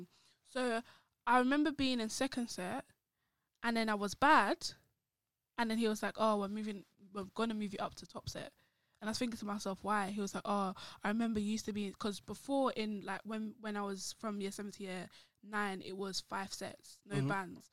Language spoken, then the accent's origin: English; London, United Kingdom; moved away; also born or lived in Essex; 30 minutes from where I grew up in Bermondsey